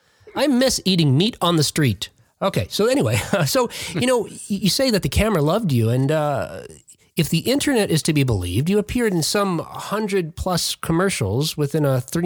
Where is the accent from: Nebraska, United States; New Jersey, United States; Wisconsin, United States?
New Jersey, United States; Jersey City; I'm from New Jersey originally. I grew up in Jersey City, New Jersey. So just on the opposite side of the Hudson there from Manhattan.